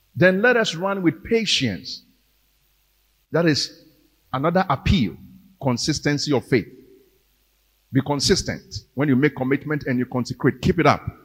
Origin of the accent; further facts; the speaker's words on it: Ghana; We are Ghanaian Christians